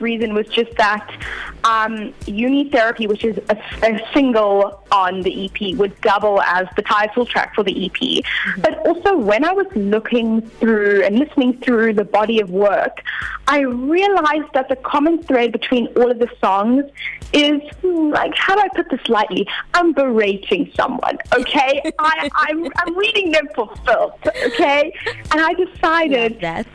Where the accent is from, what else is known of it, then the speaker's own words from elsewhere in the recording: Cape Town, Western Cape, South Africa; born and bred in Cape Town, South Africa